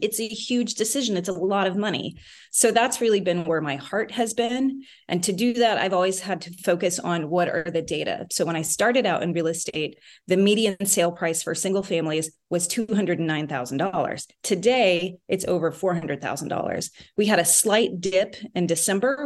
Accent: Midwest, United States; also born or lived in Texas; now in Rhode Island, United States; I grew up in the Midwest

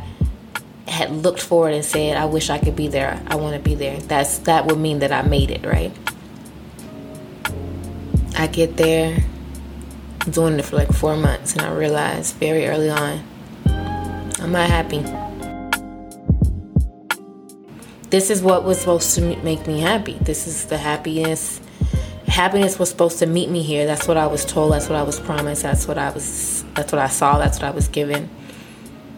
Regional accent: Texas, United States; moved away as an adult; now in Maryland, United States; I'm from Texas. Moved up here from Texas.

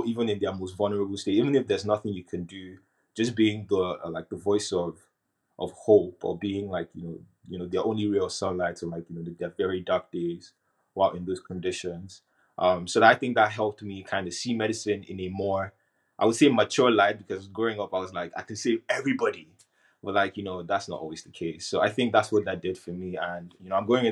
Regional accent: Nigeria; moved away; growing up in Nigeria

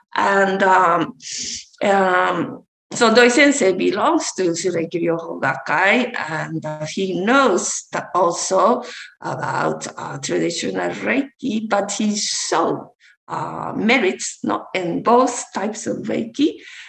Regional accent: Japan; moved away; because I'm from Japan, my parents are from Japan, and I lived abroad for my father's job.

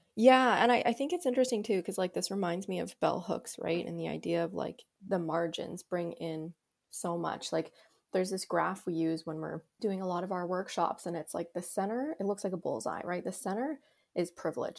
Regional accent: Canada; here in Canada

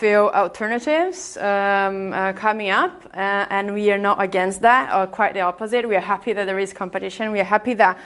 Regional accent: Brazil; accent: Brazilian; English is a second language; moved away; I'm Brazilian, by the way, if you haven't noticed my accent.

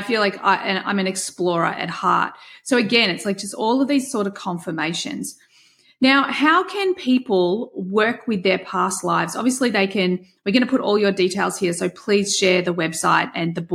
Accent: Australia; I'm Australian and we have terrible tall poppy syndrome here in Australia

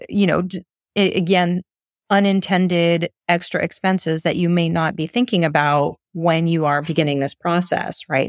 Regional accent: United States; moved away; as American

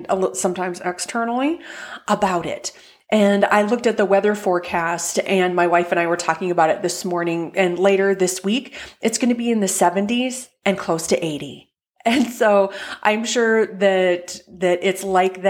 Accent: North Dakota, United States; now in Indianapolis, United States; my home state of North Dakota

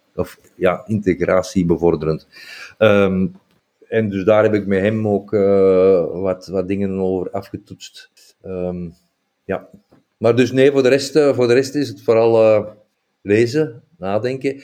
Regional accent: Flanders, Belgium; wij hebben die hoofddoeken zelf als Vlamingen veel belangrijker gemaakt

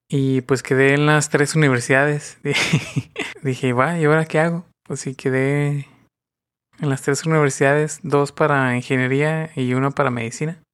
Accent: northern Mexico, Mexico; Soy del norte de México.

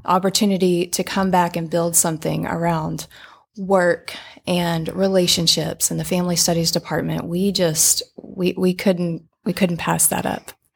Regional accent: Little Rock, Arkansas, United States; moved away as an adult; We both grew up in Little Rock.

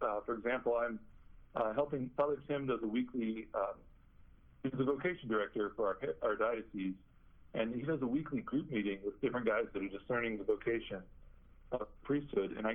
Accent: Bloomington, Illinois, United States; uh, first theologian from the Diocese of Peoria. Uh, my hometown is Bloomington Normal, Illinois.

